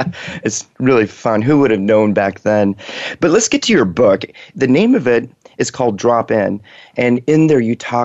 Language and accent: English; Washington, United States; my home state, Washington